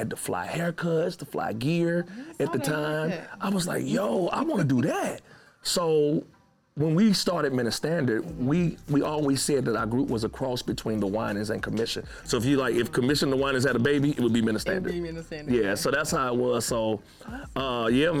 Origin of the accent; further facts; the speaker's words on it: North Carolina, United States; also born or lived in Charlotte; I'm from North Carolina. And my mom was a singer and all that stuff. So she was kind of known in the North Carolina area.